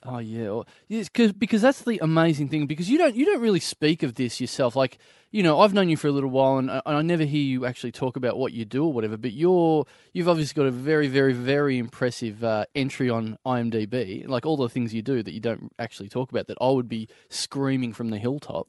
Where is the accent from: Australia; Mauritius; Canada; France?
Australia; Maryborough; moved away; I've gone back to my hometown of Mary Burrow